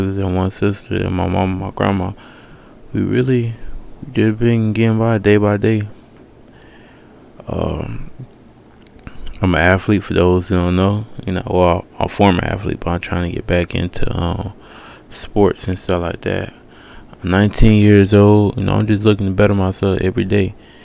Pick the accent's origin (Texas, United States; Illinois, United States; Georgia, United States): Georgia, United States; Decatur; I'm from Decatur, Georgia, East Atlanta